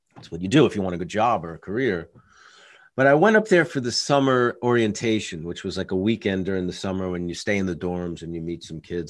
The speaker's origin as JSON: {"language": "English", "region": "New York", "country": "United States", "said": "as a New Yorker"}